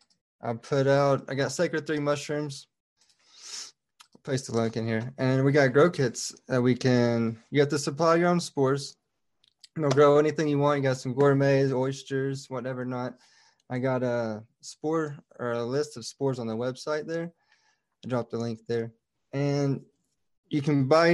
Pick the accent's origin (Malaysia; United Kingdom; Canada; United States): United States; Southeast Tennessee; moved away as an adult; So I grew up in Tennessee, Southeast Tennessee, in the base of the Appalachians.